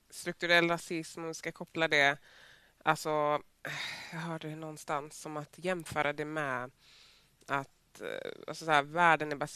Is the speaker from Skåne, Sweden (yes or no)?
no; Västra Götaland, Sweden; accent: Gothenburg dialect; med min göteborgska varje gång jag ska ta en fråga?